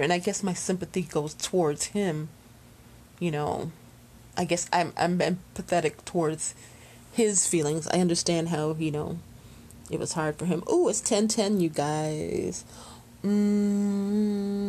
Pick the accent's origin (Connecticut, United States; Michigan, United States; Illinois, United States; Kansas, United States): Illinois, United States; Chicago; after high school, we moved from Chicago to the suburbs